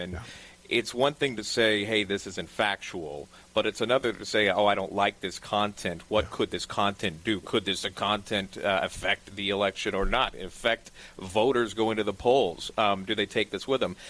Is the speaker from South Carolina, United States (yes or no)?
yes; Charleston, South Carolina, United States; also born or lived in New Orleans; now in New York City, United States; originally from Charleston